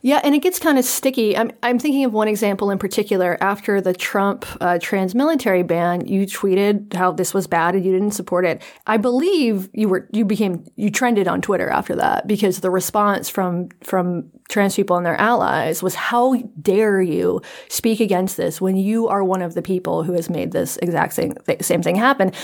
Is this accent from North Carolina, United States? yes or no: yes; North Carolina, United States; I'm from North Carolina